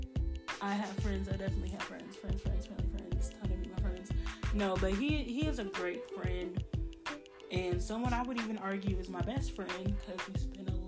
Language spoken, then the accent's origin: English; Chicago, Illinois, United States; moved away; home is Chicago. Me and all my siblings were born and raised in Chicago